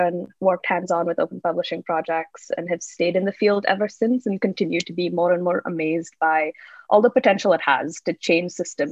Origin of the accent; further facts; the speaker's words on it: Bangalore, Karnataka, India; now in Toronto, Canada; I am originally from Bangalore, India, but I'm currently based in Toronto, Canada.